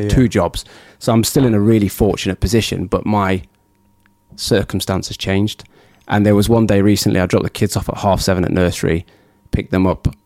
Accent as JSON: {"language": "English", "country": "United Kingdom", "said": "we're British"}